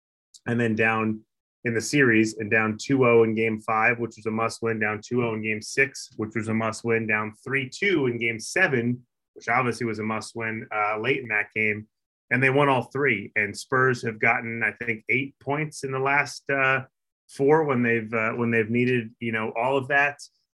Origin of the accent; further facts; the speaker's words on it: New York, United States; I grew up in New York.